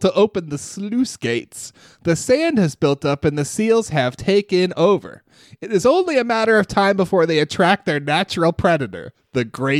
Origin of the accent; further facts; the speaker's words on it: La Jolla, California, United States; I was born and raised in La Jolla and have swam, snorkeled, and scuba dived at this lovely beach numerous times over the years.